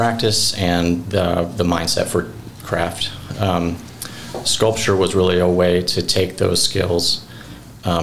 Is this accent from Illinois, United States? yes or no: yes; Cobden, Illinois, United States; also born or lived in Providence, Rhode Island; I grew up here in Cobden.